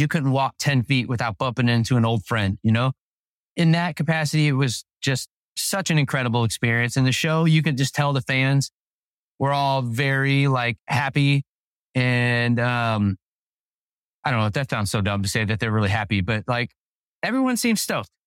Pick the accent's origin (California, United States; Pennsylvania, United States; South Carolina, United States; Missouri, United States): Missouri, United States; Overland; we grew up in Saint Louis, Missouri, in a little town called Overland